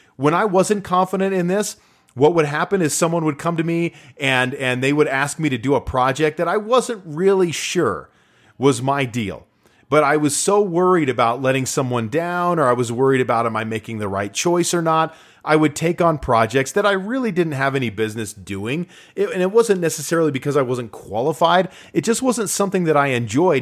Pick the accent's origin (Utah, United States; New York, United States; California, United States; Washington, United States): Utah, United States; live in my home state of Utah